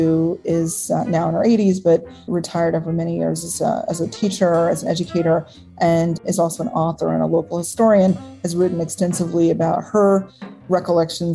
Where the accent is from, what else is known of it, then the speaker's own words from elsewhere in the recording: Pensacola, Florida, United States; I'm a native of Pensacola, Florida